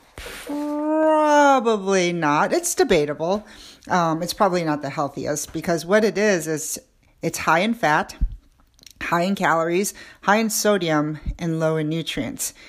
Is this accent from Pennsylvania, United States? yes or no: no; New York City, New York, United States; I grew up in New York City